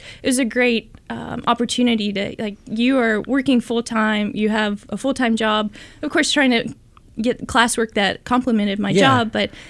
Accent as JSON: {"language": "English", "region": "Tennessee", "country": "United States", "tie": "born or raised there", "lives_now": "California, United States", "said": "But I grew up in Tennessee and spent all my life there. I went to undergrad in Tennessee"}